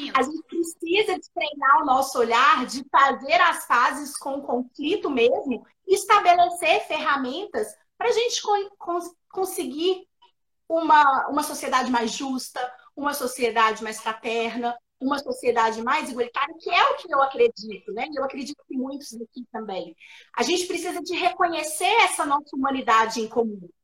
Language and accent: Portuguese; Minas Gerais, Brazil; nós mineiros, a gente omite o S no final da palavra